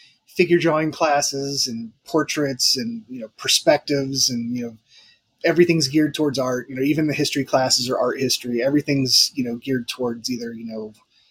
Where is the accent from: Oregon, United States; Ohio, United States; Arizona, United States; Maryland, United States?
Ohio, United States; Dayton; also born or lived in Florida; now in Southern California, United States; Born and raised in Dayton, Ohio. Spent about 17 years in Florida, and then we moved out west.